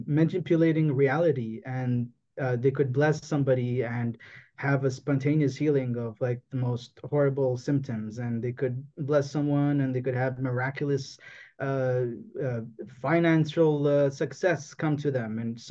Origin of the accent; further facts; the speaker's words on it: Toronto, Ontario, Canada; I was born in Toronto, in Canada